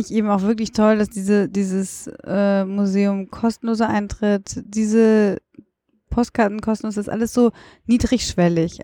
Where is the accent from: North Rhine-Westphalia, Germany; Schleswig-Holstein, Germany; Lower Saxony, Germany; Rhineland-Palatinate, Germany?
North Rhine-Westphalia, Germany; Düsseldorf; moved away as an adult; now in Berlin, Germany; in meiner Heimatstadt, ich identifiziere mich total. Ich bin da groß geworden